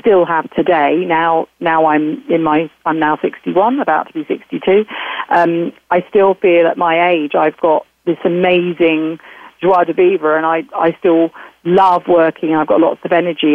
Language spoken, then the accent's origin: English; United Kingdom; I'm certainly a Brit